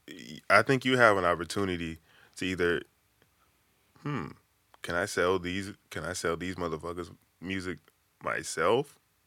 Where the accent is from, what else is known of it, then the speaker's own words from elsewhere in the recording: the South, United States; It's not cool for me because I came from the South. You know, we came from the gutter.